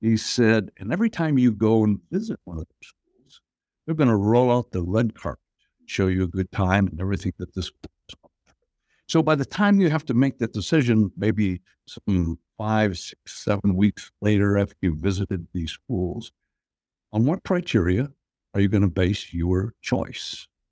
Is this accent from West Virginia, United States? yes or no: no; Appleton, Wisconsin, United States; moved away as an adult; now in Pittsburgh, United States; I grew up in Appleton, Wisconsin, which is just about thirty miles south of, uh, Green Bay.